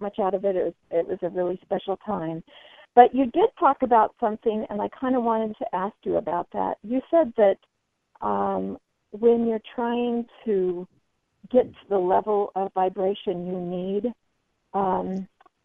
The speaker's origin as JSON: {"language": "English", "town": "Boise", "region": "Idaho", "country": "United States", "tie": "born or raised there", "said": "Welcome to my hometown."}